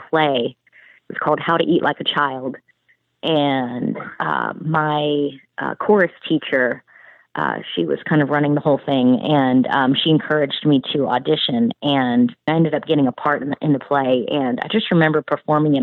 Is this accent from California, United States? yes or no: no; Charleston, South Carolina, United States; moved away as an adult; now in Nashville, United States; I'm originally from Charleston, South Carolina, and grew up there